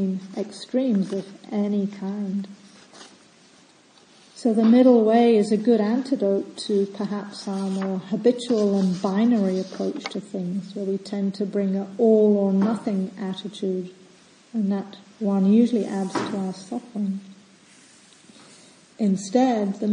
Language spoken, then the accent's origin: English; Scotland, United Kingdom; moved away; being a kid and growing up in Scotland at the time